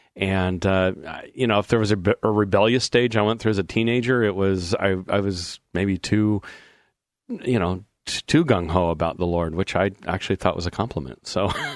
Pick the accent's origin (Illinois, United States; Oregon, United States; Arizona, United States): Oregon, United States; Portland; I grew up in Portland. I'm a fourth generation Oregonian.